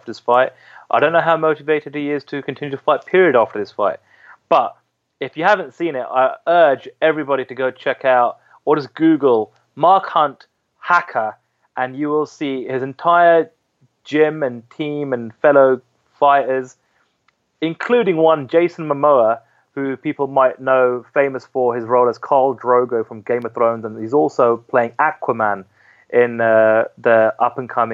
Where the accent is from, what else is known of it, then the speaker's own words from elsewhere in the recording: United Kingdom; As British journalists